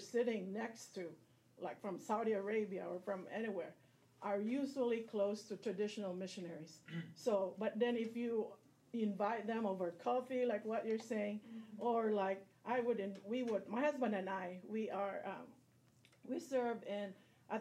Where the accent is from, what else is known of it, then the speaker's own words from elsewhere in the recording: Philippines; moved away; I'm originally from the Philippines